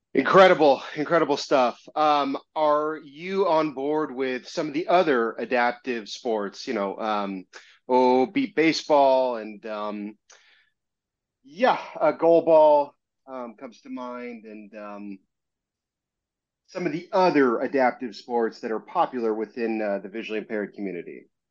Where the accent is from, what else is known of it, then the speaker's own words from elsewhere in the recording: Southern California, United States; I'm from Southern California